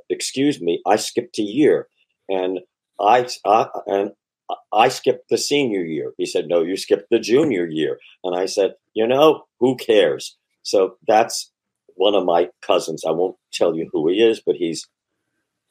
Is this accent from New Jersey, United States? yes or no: yes; Perth Amboy, New Jersey, United States; I'm from Perth Amboy